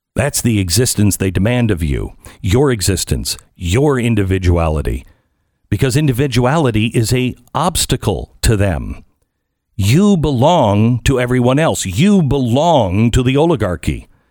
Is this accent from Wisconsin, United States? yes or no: no; Seattle, Washington, United States; moved away; I grew up in the West, I unfortunately grew up in this Seattle area